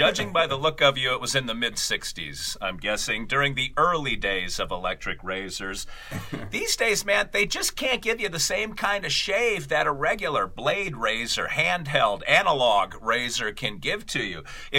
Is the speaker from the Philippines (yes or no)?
yes; Philippines; I'm Filipino, so a close shave, not a close shave, isn't as relevant for me.